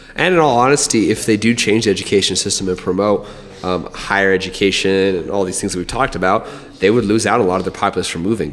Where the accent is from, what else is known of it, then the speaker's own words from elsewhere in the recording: Albuquerque, New Mexico, United States; also born or lived in Montana; growing up in Albuquerque